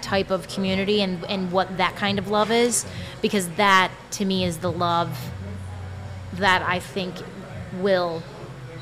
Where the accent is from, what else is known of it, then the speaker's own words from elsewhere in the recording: Chicago, Illinois, United States; we're both from Chicago